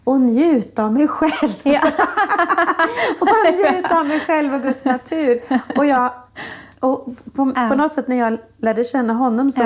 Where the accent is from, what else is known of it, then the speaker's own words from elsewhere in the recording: Falköping, Västra Götaland, Sweden; I lilla Falköping växte jag upp i en kyrka där